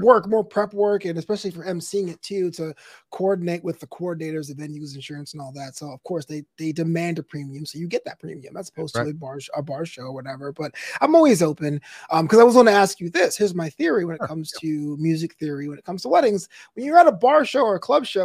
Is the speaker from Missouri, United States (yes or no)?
no; New York, United States; moved away as an adult; also born or lived in Florida; now in Los Angeles, United States; I'm from Brooklyn originally.